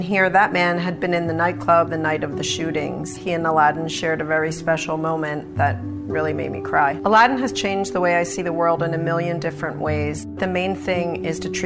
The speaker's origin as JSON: {"language": "English", "area": "Haddonfield and North Wildwood", "region": "New Jersey", "country": "United States", "said": "I'm from Haddonfield and North Wildwood, New Jersey."}